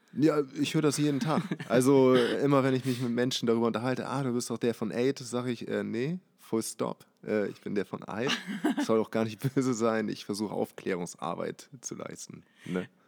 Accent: Hamburg, Germany; gebürtig aus Hamburg, aber äh, nicht aus der Bahnbronx. Eher außerhalb hier in Langhorn aufgewachsen

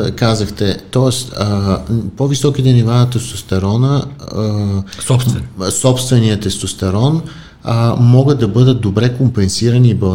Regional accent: Varna, Varna Province, Bulgaria; аз съм роден във

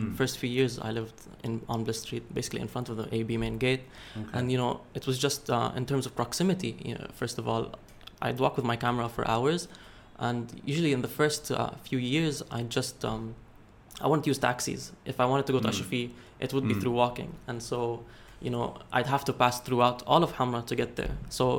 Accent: United Arab Emirates; moved away as an adult; I grew up in the United Arab Emirates most of my years, and I moved here for university in 2017.

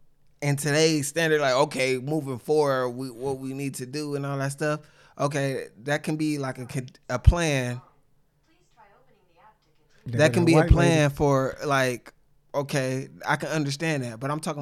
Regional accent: Sacramento, California, United States; I grew up in Sacramento.

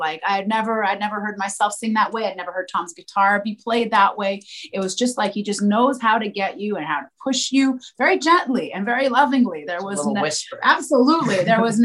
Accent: Montreal, Quebec, Canada; my hometown, which is Montreal. I was born here

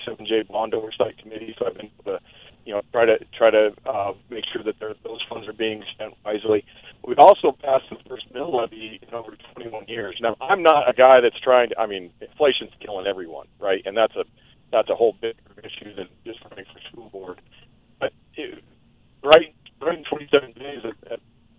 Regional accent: Thornton, Colorado, United States; now in Brighton, United States; I'm a lifelong native of Adams County. I grew up in Thornton

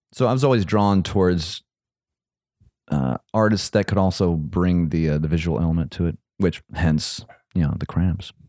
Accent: Akron, Ohio, United States; I'm from Akron. And so is Lux, Akron, Ohio.

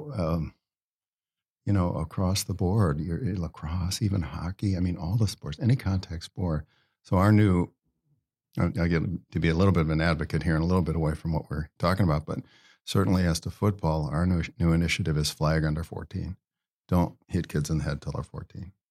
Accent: Ohio, United States; in my home state of Ohio, a guy, I played high school football against

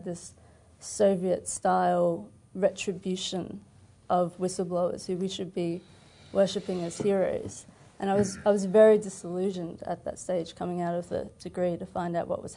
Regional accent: Australia; moved away as an adult; also born or lived in China; Growing up in Australia, watching ABC News in particular

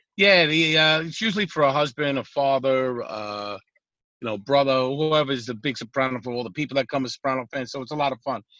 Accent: New York City, New York, United States; also born or lived in Gravesend, Brooklyn / Bay Ridge, Brooklyn; now in Long Island, United States; I'm from Brooklyn

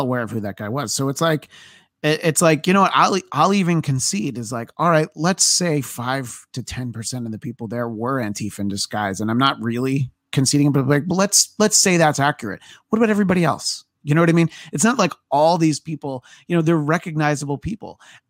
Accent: New York, United States; I'm from New York

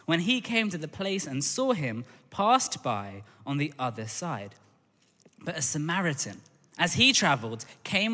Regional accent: London, United Kingdom; I grew up in Tooting in Southwest London

